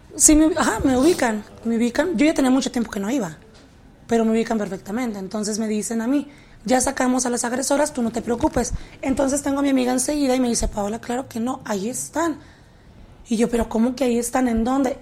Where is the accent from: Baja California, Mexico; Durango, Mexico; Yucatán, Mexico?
Baja California, Mexico; Tijuana; also born or lived in San Diego, United States; now in Mexico City, Mexico; Yo nací en San Diego, pero yo crecí en la ciudad de Tijuana